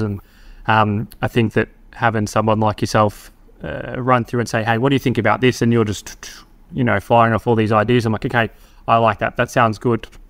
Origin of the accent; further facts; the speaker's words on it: Victoria, Australia; moved away as an adult; now in Darwin, Australia; Melbourne, you know, my home state